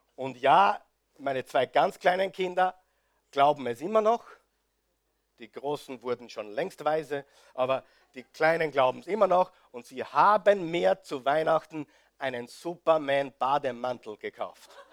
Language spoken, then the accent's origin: German; Austria; bei uns in Österreich